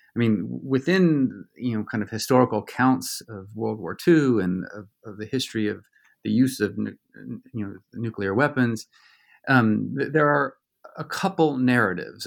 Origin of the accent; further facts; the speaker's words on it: Southern California, United States; also born or lived in Virginia; I grew up in Southern California